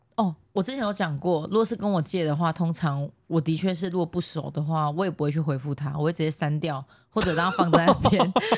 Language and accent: Chinese; Taiwan; accent: Taiwanese Mandarin; 我最近台湾国语很严重啦